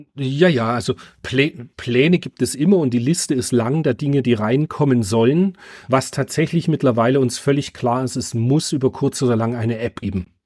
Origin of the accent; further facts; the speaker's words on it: Germany; ich bin halt in der DDR groß geworden